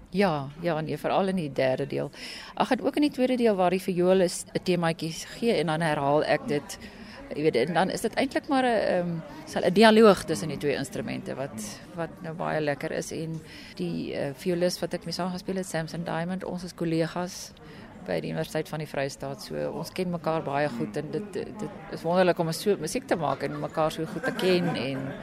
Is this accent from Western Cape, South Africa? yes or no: no; Pretoria, Gauteng, South Africa; Ek is 'n Pretoriaaner. So ek is daar gebore en toe was ek in die kunstballet en musiekskool wat nou deesdae Pro Arte genoem word.